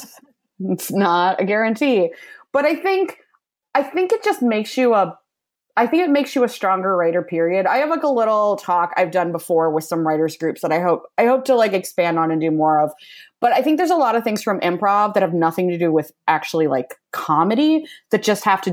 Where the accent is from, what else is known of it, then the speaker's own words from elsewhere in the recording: Midwest, United States; moved away as an adult; now in Los Angeles, United States; I'm from the Midwest